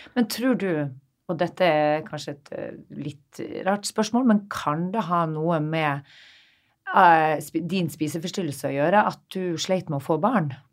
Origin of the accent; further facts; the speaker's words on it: Narvik, Nordland, Norway; moved away; Jeg som kommer fra en liten by. Eh, jeg snakka litt med mine Narvik-venner nå når vi var hjemme i Narvik sist.